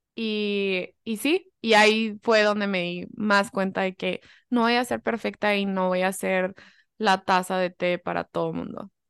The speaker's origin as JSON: {"language": "Spanish", "country": "United States", "also_born_or_lived": "Germany / Mexico (family heritage)", "moved": "yes", "said": "soy mucho más gringa, o sea, 100% mucho más gringa"}